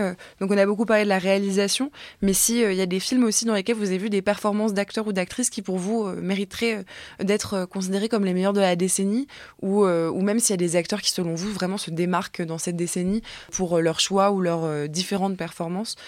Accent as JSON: {"language": "French", "country": "France", "said": "on est français"}